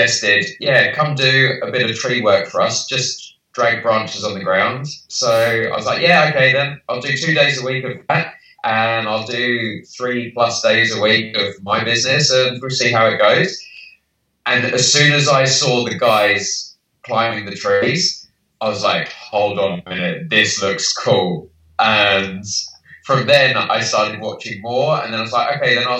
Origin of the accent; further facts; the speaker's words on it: United Kingdom; moved away; So clearly by my accent, I'm from the UK.